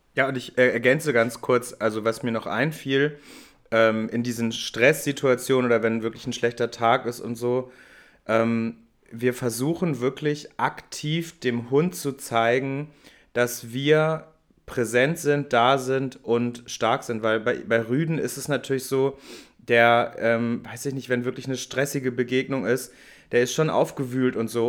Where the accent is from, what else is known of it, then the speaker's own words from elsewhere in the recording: Hamburg, Germany; ich bin ja Hamburger